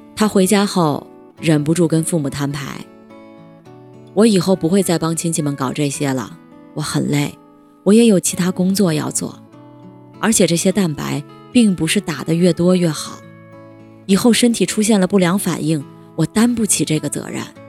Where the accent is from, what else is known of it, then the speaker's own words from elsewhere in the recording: Guangdong, China; 我是潮汕人